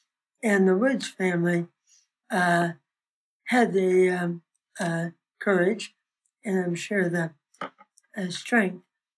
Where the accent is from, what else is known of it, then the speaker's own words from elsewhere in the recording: Lincoln, Nebraska, United States; I was born in Lincoln, 1930, start of the recession.